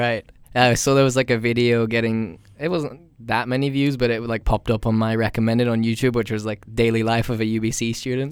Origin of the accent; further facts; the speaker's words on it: United States; moved away; I'm from America.